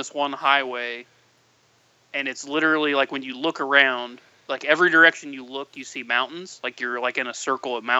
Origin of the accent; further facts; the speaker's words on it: United States; we're from the States